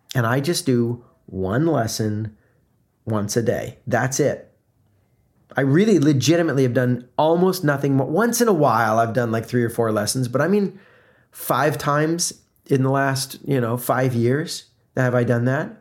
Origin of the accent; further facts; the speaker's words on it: South Florida, United States; moved away; also born or lived in Atlanta, Georgia; I grew up in South Florida, the first part of growing up, before moving to Atlanta